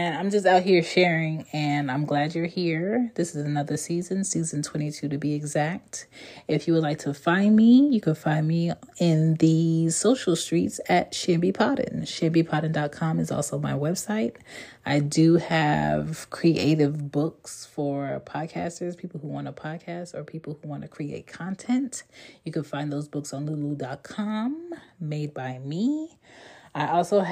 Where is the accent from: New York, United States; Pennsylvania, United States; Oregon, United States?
Pennsylvania, United States; Philadelphia; also born or lived in Jamaica (parents); now in Atlanta, United States; I'm from Philly by way of ATL currently